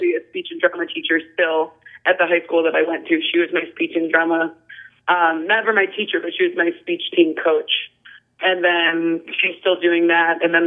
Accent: Whitehouse, Ohio, United States; moved away as an adult; also born or lived in Toledo, Ohio / Columbus, Ohio; I was born in Toledo and grew up in White House and then moved to Columbus for college and stayed there

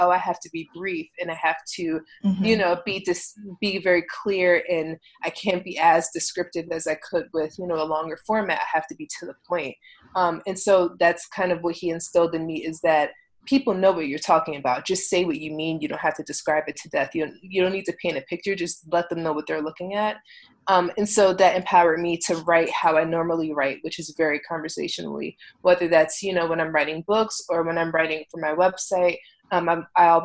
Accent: Philadelphia, Pennsylvania, United States; accent: East Coast; now in Los Angeles, United States; I never recognized how East Coast I sound until people stop me in mid-sentence and say, wait, where are you from? I'm like, oh, Philly

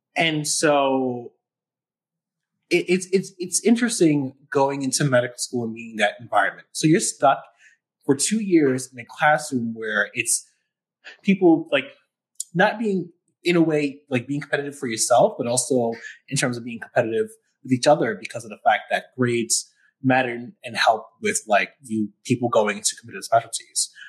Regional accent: New York City, New York, United States; moved away as an adult; also born or lived in Buffalo, New York; now in Syracuse, United States; I'm from New York City, like the Bronx originally

